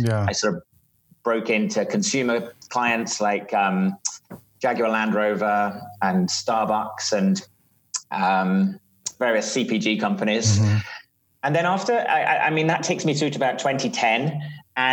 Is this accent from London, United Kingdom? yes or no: yes; London, United Kingdom; also born or lived in Doha, Qatar; So you can probably tell I'm from South London in the UK. So I grew up in the Middle East in Doha, Qatar for my early years, and then grew up in South London.